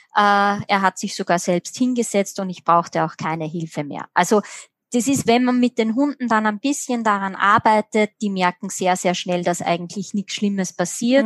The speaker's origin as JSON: {"language": "German", "country": "Austria", "said": "bei uns in Österreich"}